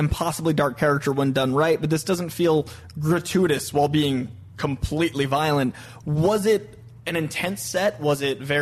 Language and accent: English; United States; as an American